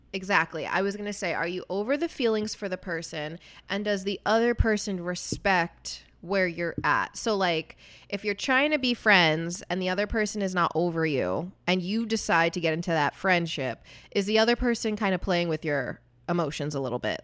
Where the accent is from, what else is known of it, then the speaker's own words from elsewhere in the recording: United States; I'm not white. I'm Puerto Rican. I was born in America